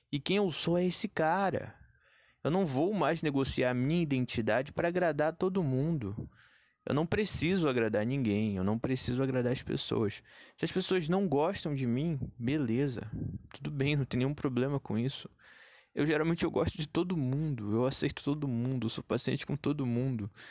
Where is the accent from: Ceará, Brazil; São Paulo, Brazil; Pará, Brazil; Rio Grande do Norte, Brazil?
Pará, Brazil; now in Rio de Janeiro, Brazil; Quando eu vim do Pará pro Rio de Janeiro, Léo, eu tava pesando, cara, 140 quilos.